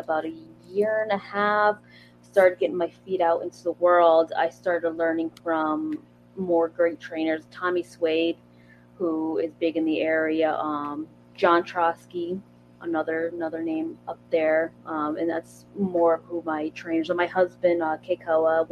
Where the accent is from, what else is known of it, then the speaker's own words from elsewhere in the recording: Pennsylvania, United States; moved away as an adult; also born or lived in Scranton, Pennsylvania; now in Florida, United States; I'm originally from the Pennsylvania area